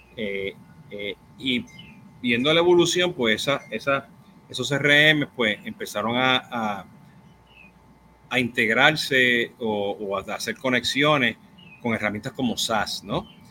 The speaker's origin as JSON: {"language": "Spanish", "country": "Puerto Rico", "said": "Yo soy boricua"}